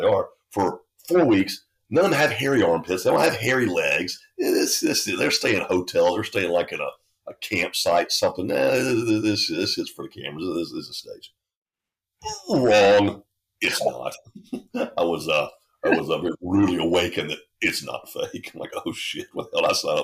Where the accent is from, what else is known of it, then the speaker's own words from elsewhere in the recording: Statesboro, Georgia, United States; I was born in Statesboro, Georgia, which is, today it's a town of maybe 30,000 people